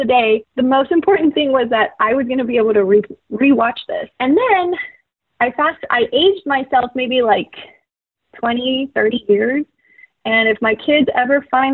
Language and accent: English; McAllen, Texas, United States; moved away as an adult; also born or lived in New Mexico; my hometown of McAllen